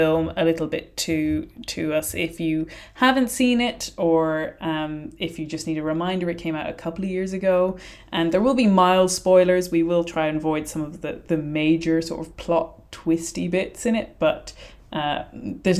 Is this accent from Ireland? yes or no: yes; Ireland; as an Irish person